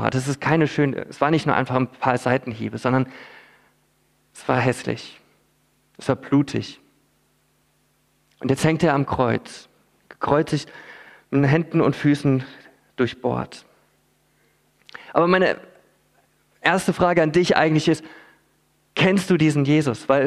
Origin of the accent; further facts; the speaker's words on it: Philippines; Ich bin als Missionarskind auf den Philippinen aufgewachsen.